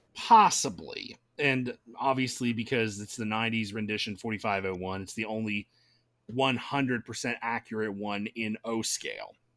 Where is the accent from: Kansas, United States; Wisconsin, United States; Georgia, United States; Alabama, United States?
Georgia, United States; Gainesville; my hometown of Gainesville is just on, on that same route